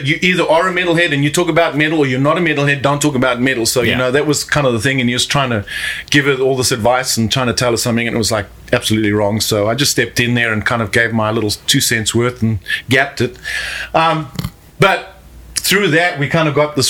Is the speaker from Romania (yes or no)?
no; South Africa; moved away as an adult; now in Mexico; I grew up in South Africa